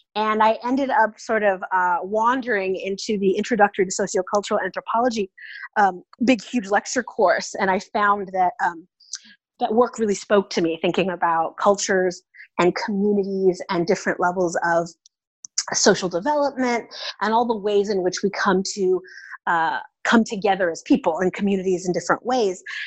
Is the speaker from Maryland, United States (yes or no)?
no; Oakland, California, United States; moved away as an adult; also born or lived in Indiana; now in Austin, United States; I'm originally from the San Francisco Bay Area. I grew up in Oakland, California.